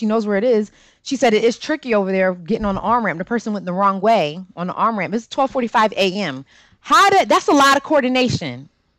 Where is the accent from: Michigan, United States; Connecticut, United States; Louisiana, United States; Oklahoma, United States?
Connecticut, United States; and I'm from Connecticut